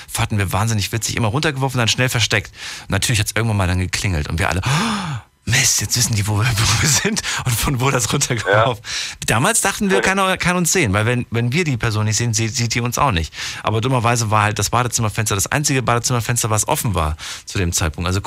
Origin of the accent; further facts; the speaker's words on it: Frankfurt, Hesse, Germany; liebe Grüße nach Frankfurt, in meine Old City, meine alte Heimat.